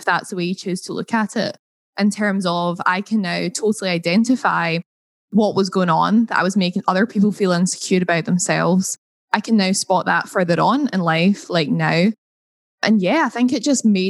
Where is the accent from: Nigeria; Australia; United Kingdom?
United Kingdom; Scotland; accent: Scottish; my Scottish accent